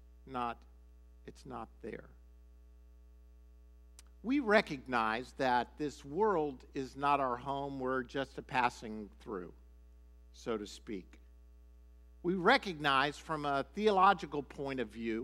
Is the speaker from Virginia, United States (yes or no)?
no; Miami, Florida, United States; moved away as an adult; also born or lived in Shawnee, Oklahoma; I was raised or went to high school in Miami, Florida